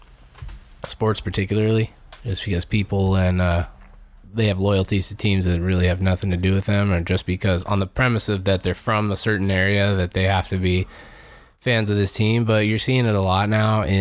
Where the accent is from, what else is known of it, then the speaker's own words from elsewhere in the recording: United States; I'm an American